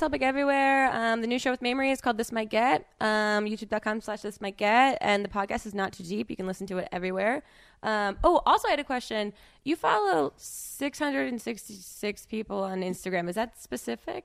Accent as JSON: {"language": "English", "region": "New Jersey", "country": "United States", "said": "I'm from New Jersey"}